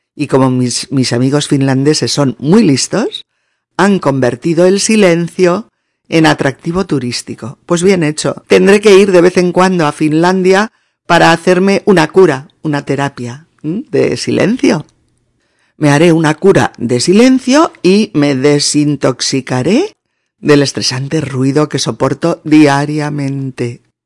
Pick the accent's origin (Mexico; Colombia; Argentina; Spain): Spain; los españoles hablemos muy alto